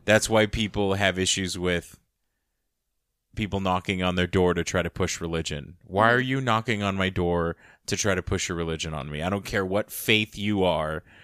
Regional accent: United States; growing up, uh, as an American child, but growing up with a family structure from another country as an immigrant

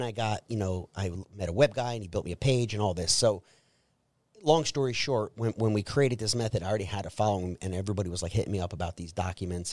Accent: Trenton, New Jersey, United States; I was born and raised in Trenton, New Jersey

